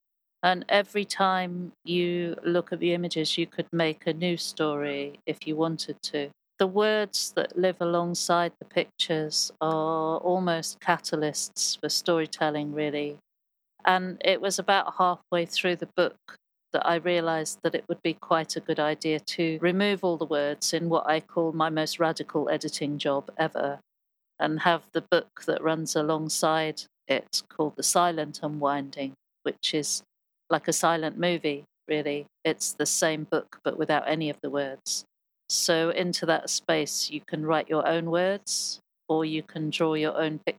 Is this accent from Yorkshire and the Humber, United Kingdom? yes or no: no; Birmingham, West Midlands, United Kingdom; born there; also born or lived in Hollywood, United States; I was born in Loveday Street Hospital, which they, shortly after my birth, they knocked down.